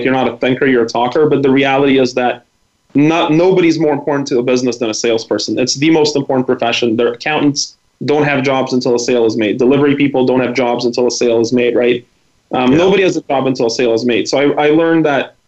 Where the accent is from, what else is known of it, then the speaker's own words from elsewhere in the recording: Vancouver, British Columbia, Canada; English is a second language; also born or lived in former Soviet Union; I was from Vancouver